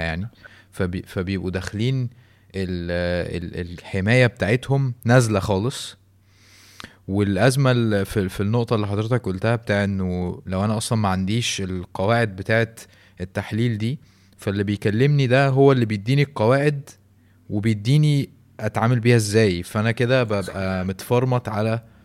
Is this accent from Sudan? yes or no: no; Canada; انا كندي